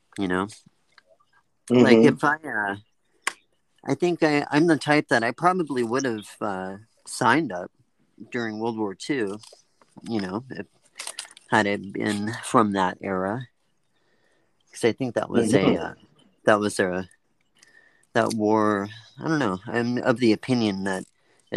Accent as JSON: {"language": "English", "town": "Oakland", "region": "California", "country": "United States", "tie": "born or raised there", "also_born_or_lived": "San Rafael", "said": "I grew up in the Bay Area, San Francisco Bay Area, and kind of the middle child. Grew up in San Rafael, moved to Oakland when I was 10."}